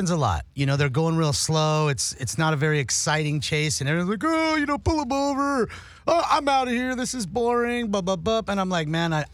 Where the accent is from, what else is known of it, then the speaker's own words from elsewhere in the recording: Los Angeles, California, United States; I'm a hardworking kid from the Hollywood area